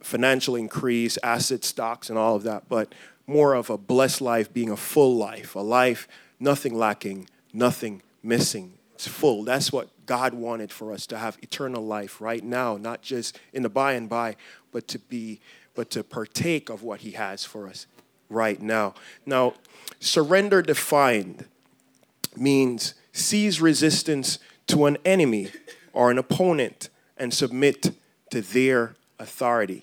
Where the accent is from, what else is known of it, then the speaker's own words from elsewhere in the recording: Jamaica; moved away; I grew up in Jamaica. Born and raised there